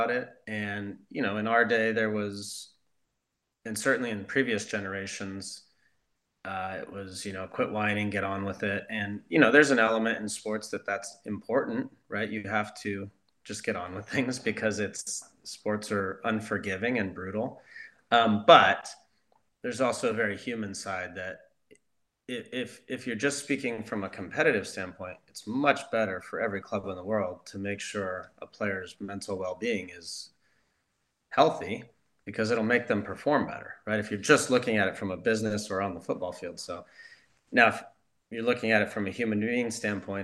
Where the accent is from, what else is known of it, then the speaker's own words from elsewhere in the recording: Southern California, United States; also born or lived in Leverkusen, Germany; growing up in Southern California